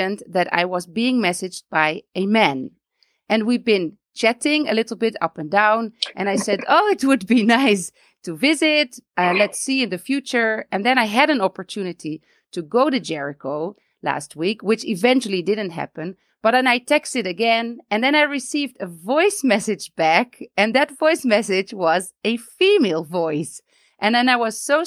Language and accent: English; Netherlands; moved away as an adult; now in Beit Safafa, Palestine; I am originally from the Netherlands and I am married to a Palestinian. We live in Beit Safafa between Jerusalem and Bethlehem